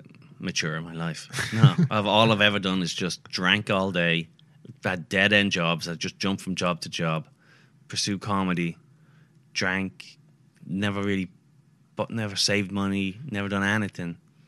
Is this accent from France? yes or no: no; England, United Kingdom; I'm just going, come on, I'm obviously English.